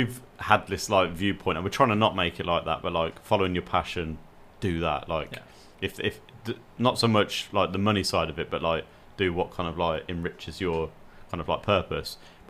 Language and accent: English; United Kingdom; We're British.